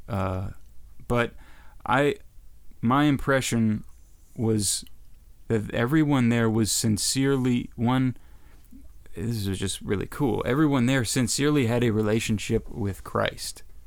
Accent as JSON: {"language": "English", "country": "United States", "said": "as an American"}